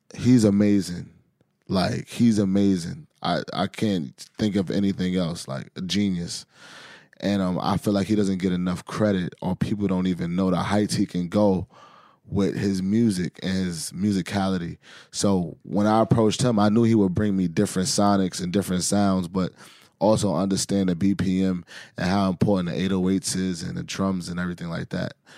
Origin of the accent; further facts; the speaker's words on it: New York City, New York, United States; growing up in Harlem